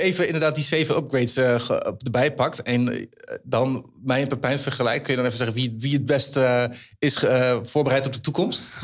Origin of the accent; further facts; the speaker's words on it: Enschede, Overijssel, Netherlands; Ik in Enschede